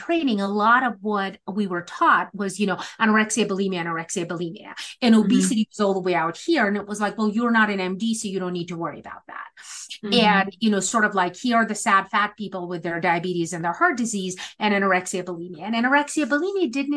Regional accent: Moscow, Russia; moved away; I grew up in the former Soviet Union. I'm a first generation religious and political refugee. And growing up in Moscow in the 80s

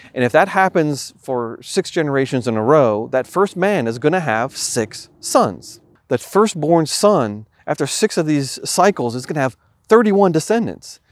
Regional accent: New York, United States; moved away; where I grew up in New York

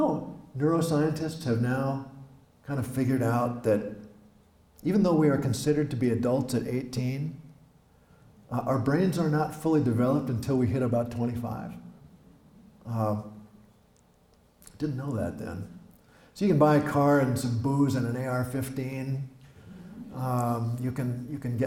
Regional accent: Osakis, Minnesota, United States; accent: Midwestern; I'm from here. I'm from Osakis, from West Central Minnesota. I write in a Midwestern voice

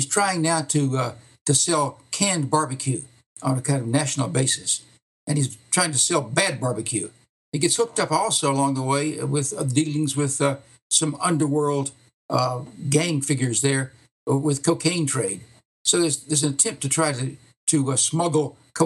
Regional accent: East Texas, United States; moved away as an adult; also born or lived in Memphis, Tennessee / Ohio; now in Illinois, United States; I'm originally from East Texas. I grew up in Texas, and left there after I finished college to go off to graduate school.

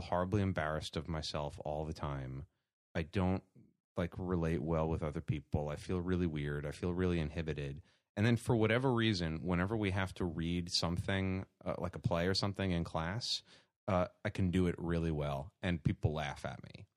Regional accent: New York City, New York, United States; Born and bred in Staten Island, New York

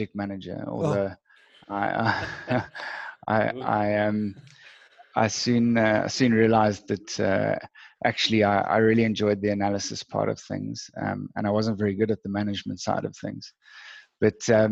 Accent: Cape Town, Western Cape, South Africa; I grew up in Cape Town and was schooled there.

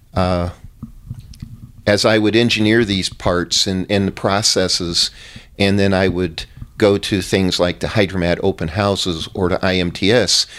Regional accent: Arizona, United States; I grew up in Arizona, met my wife here

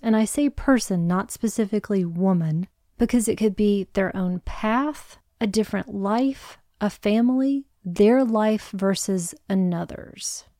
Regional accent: United States; As an American

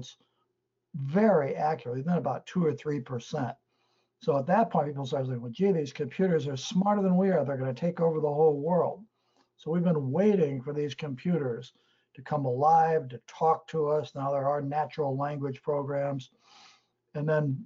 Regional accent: St. Louis, Missouri, United States; growing up in St. Louis

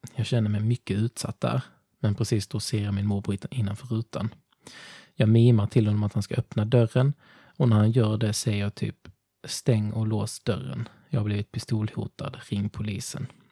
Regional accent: Ringamåla, Blekinge, Sweden; moved away; jag kommer från Ringamåla.

